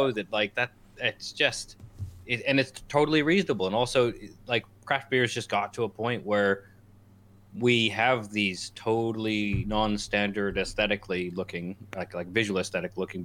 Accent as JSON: {"language": "English", "country": "Canada", "tie": "born or raised there", "moved": "yes", "said": "I grew up in Canada where microbrewing was a thing"}